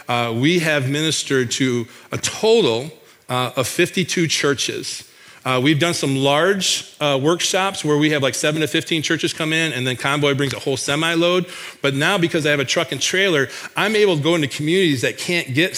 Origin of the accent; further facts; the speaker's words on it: Michigan, United States; now in Iowa, United States; back in my home state of Michigan